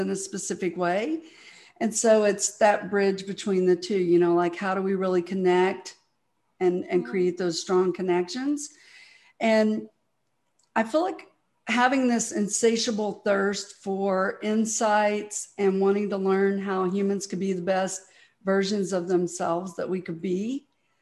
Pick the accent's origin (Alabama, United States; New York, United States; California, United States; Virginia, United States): Alabama, United States; Mobile; now in Dallas, United States; I was born in Mobile, Alabama, and it's amazing that I made it to Dallas, Texas